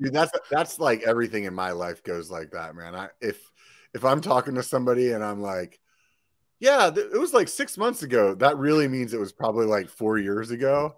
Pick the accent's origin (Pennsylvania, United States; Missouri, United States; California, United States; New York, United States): Pennsylvania, United States; now in Sacramento, United States; I'm from Pennsylvania originally